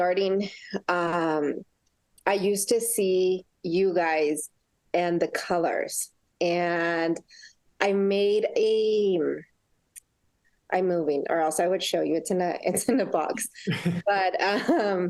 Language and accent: English; California, United States; moved away as an adult; also born or lived in El Paso, Texas / Mexico; now in New Mexico, United States; So my mom was here from the US and we grew up in California.